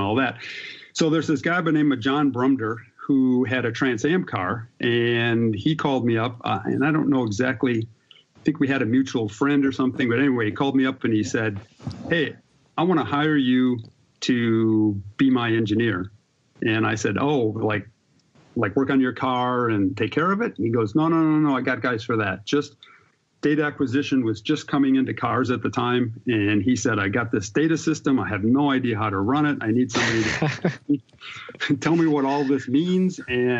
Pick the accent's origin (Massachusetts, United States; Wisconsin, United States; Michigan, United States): Wisconsin, United States; I grew up in Wisconsin racing go-karts